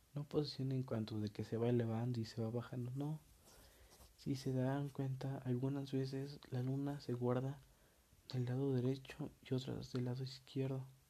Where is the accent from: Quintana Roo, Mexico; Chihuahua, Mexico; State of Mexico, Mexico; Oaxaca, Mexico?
State of Mexico, Mexico; yo soy mexicano, orgullosamente mexicano. Y en la parte en la que yo vivía, que es el Estado de México, este... Bueno, no vivía, vivo